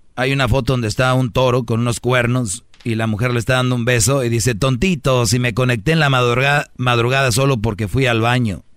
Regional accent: northern Mexico, Mexico; así hablo yo fuerte. Soy de, del norte

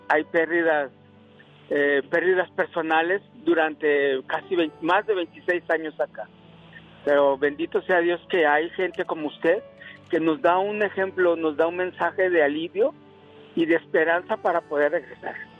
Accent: Guadalajara, Jalisco, Mexico; moved away as an adult; now in Colorado, United States; yo soy de Guadalajara

